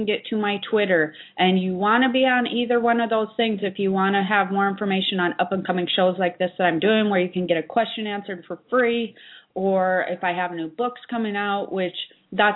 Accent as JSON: {"language": "English", "country": "United States", "said": "I'm actually from near there"}